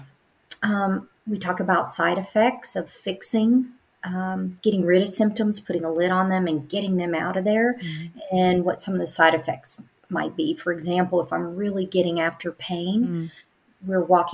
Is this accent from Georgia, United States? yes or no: yes; Atlanta, Georgia, United States; I'm from Atlanta, Georgia